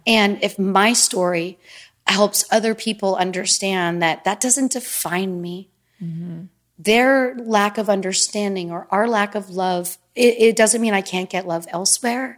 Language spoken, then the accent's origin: English; Easton, United States; moved away; I would rent a car and drive home and see my friends from Easton